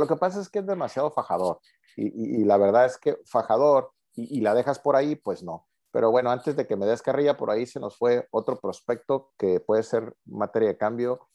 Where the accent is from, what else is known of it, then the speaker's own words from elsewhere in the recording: Mexico; como buenos mexicanos